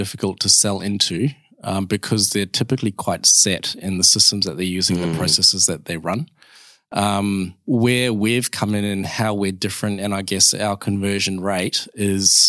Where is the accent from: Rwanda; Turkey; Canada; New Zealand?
New Zealand; now in Perth, Australia; I'm a Kiwi